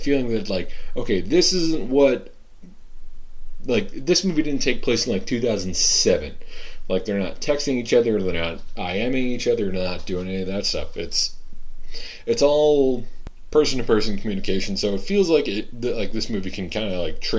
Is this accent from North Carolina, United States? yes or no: no; Massachusetts, United States; moved away as an adult; also born or lived in Michigan; growing up in Massachusetts